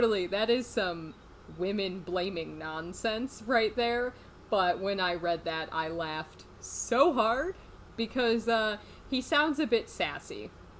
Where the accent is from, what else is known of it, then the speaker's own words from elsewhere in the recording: Chicago, Illinois, United States; except I'm not from Chicago. Just Chicagoland in general.